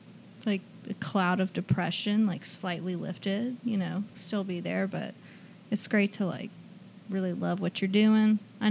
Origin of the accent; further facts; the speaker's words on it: Huntsville, Alabama, United States; now in Birmingham, United States; I grew up in Huntsville.